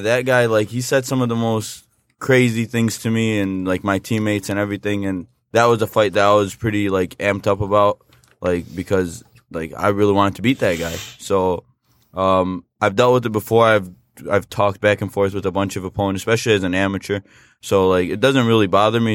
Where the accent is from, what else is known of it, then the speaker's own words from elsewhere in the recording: United States; I'm an American citizen. I was born and raised here